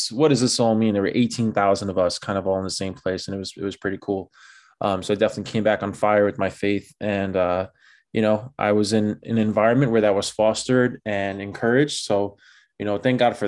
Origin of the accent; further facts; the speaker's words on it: New York City, New York, United States; born and raised in the Bronx